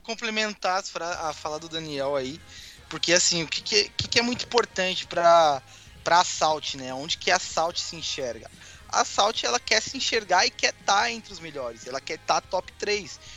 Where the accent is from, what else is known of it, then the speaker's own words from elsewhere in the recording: São Paulo, Brazil; now in Porto Alegre, Brazil; Eu sou de São Paulo, moro no Rio Grande do Sul, em Porto Alegre.